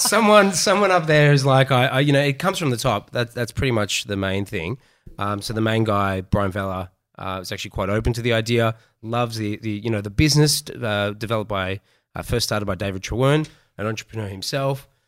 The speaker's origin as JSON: {"language": "English", "town": "Melbourne", "region": "Victoria", "country": "Australia", "tie": "born or raised there", "said": "I am from Melbourne, uh, born and bred in Melbourne"}